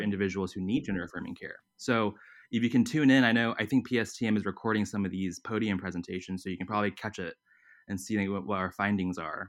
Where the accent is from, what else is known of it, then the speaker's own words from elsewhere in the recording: Atlanta, Georgia, United States; born and bred in Atlanta, went to undergrad at the University of Georgia